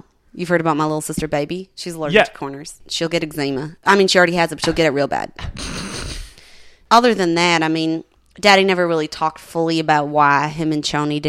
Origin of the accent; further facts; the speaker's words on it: the South, United States; Well, listen, I'm from the South. Y'all have a different language than me up here.